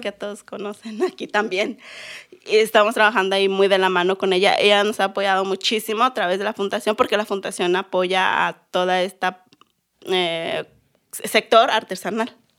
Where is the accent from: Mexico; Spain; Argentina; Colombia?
Mexico; Silacayoapan, Oaxaca; now in Guadalajara, Mexico; Soy mixteca de Oaxaca, porque sabemos que hay en Guerrero y en Puebla. Yo soy de Oaxaca.